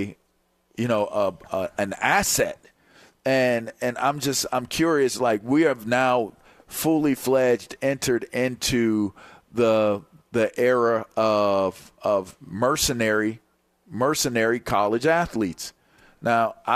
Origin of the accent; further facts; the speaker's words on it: Pittsburgh, Pennsylvania, United States; growing up in Pittsburgh